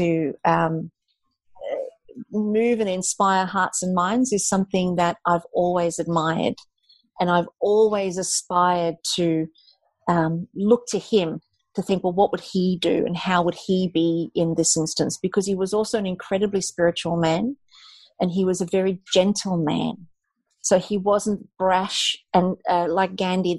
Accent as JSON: {"language": "English", "country": "South Africa", "tie": "born or raised there", "said": "I'm South African, and when I grew up in South Africa, it was very much in a time, the time of apartheid"}